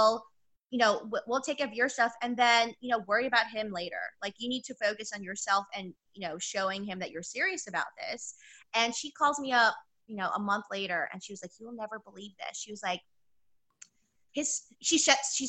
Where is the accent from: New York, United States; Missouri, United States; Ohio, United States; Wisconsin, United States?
New York, United States; New York City; I'm from New York City.